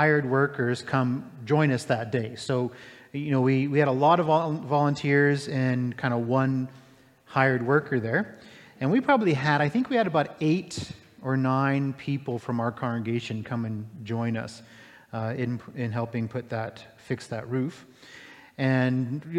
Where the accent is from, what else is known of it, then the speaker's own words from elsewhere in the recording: Florida, United States; moved away; when I was a kid, I grew up in Florida, and I went to Gulfview Elementary School